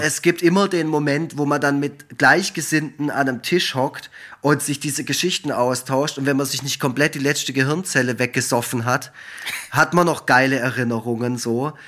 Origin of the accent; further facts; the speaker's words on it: Effringen, Baden-Württemberg, Germany; in Effringen, wo ich herkomme, im Schwarzwald